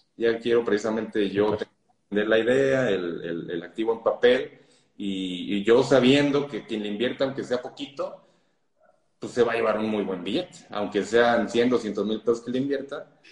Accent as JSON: {"language": "Spanish", "region": "Mexico City", "country": "Mexico", "said": "yo soy de la Ciudad de México"}